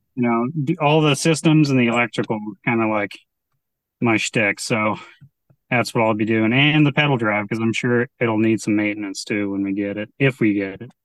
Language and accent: English; San Diego, California, United States; now in Port Townsend, United States; originally I'm from San Diego.